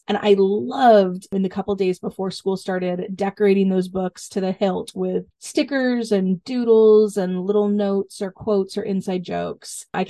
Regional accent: Southern California, United States; I grew up in Southern California where it is 90 degrees through September and most of October.

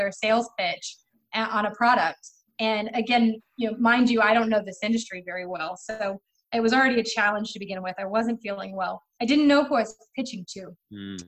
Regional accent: Texas, United States; moved away; also born or lived in Florida / Arizona; I'm born and raised in Texas, went to Texas A&M

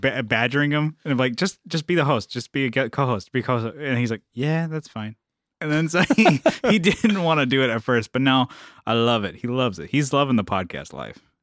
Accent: San Diego, California, United States; I'm from San Diego

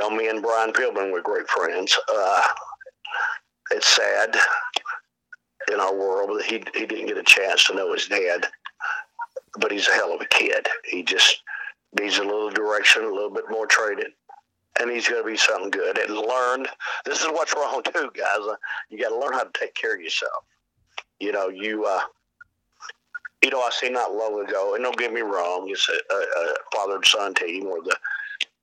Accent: Bristol, Tennessee, United States; my hometown of Bristol, Tennessee

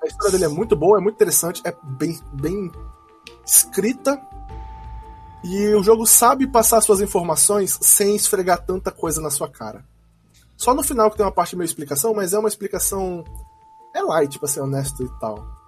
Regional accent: Manaus, Amazonas, Brazil; a gente é de Manaus, não é do Brasil

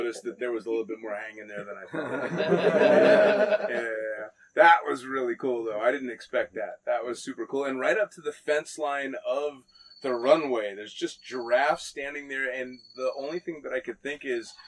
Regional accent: United States; I'm American

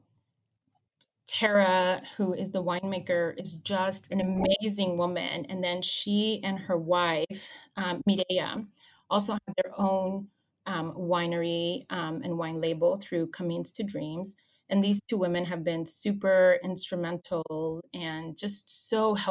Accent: Los Angeles, California, United States; I grew up in Los Angeles in a little hub like Little Armenia, close to Los Feliz and Hollywood

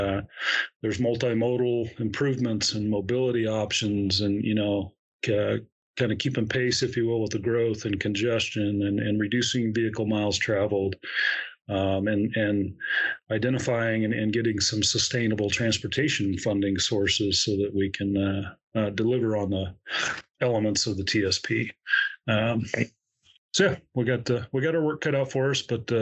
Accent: Central Oregon, United States; also born or lived in Corvallis; I was born and raised here in Central Oregon

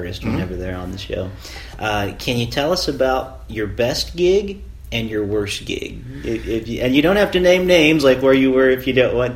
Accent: Ohio, United States; I'm from Ohio

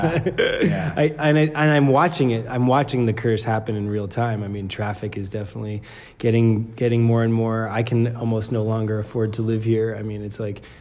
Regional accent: New Jersey, United States; moved away as an adult; also born or lived in Brooklyn, New York / Arizona / San Francisco; now in Boulder, United States; I was born in Brooklyn, New York, and grew up in New Jersey

